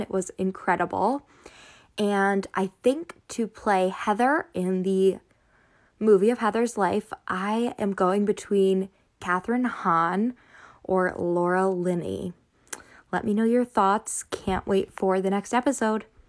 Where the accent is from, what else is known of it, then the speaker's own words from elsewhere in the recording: Philippines; now in Singapore; I'm also Filipino